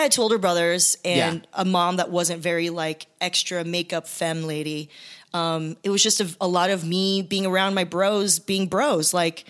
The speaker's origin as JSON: {"language": "English", "town": "Torrance", "region": "California", "country": "United States", "tie": "born or raised there", "also_born_or_lived": "Taiwan / Rosemead / Hawthorne", "said": "And then we moved to Torrance, and that's where I grew up mostly."}